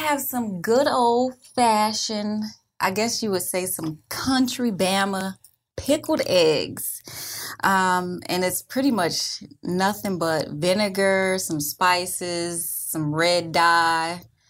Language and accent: English; Miami, Florida, United States